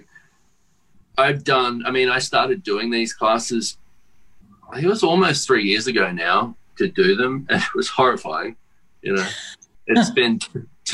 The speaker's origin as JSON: {"language": "English", "country": "Australia", "said": "I come from Australia and I have to fly fucking 20 hours to get there"}